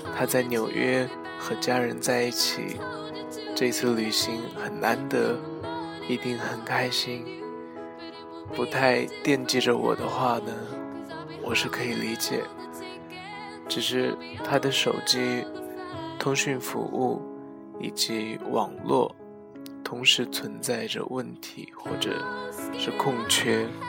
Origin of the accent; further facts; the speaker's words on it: China; 作为一个中国人